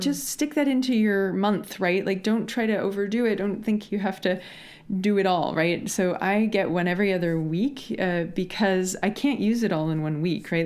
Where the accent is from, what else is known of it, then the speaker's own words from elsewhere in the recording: Washington, United States; I grew up in Washington State in the U S where berries are a thing